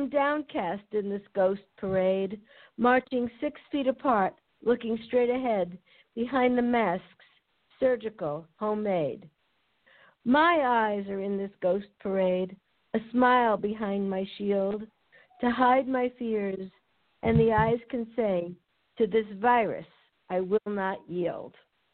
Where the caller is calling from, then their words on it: La Jolla, California, United States; From La Jolla.